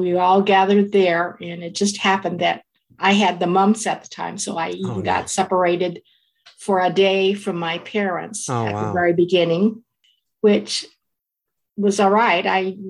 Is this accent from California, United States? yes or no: yes; Fresno, California, United States; I was born in Fresno, California.